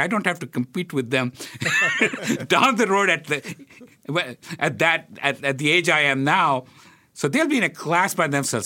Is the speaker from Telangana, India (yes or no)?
yes; Hyderabad, Telangana, India; now in Philadelphia, United States; when I was growing up in India